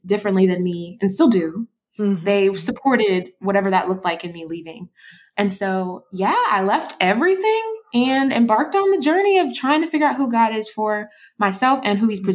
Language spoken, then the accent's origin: English; Georgia, United States; also born or lived in Brooklyn, New York; we moved to Georgia when I was around like second grade.